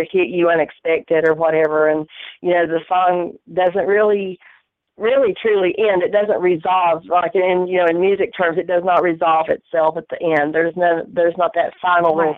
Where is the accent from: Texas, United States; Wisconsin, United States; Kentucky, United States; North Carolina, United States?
North Carolina, United States; Bakersville; born or raised there